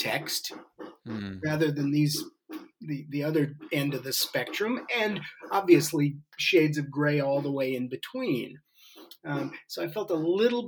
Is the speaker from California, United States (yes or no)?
yes; San Francisco Bay Area, California, United States; I was the luckiest person on the planet growing up in the San Francisco Bay Area in the 60s